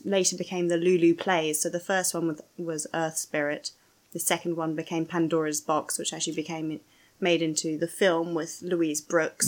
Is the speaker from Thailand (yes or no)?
no; London, United Kingdom; I'm a Londoner